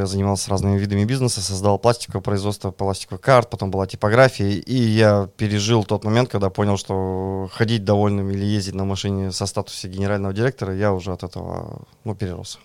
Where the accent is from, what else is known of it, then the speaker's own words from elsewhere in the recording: Kirov, Kirov Oblast, Russia; now in Moscow, Russia; Я родом из Кирова, приехал в Москву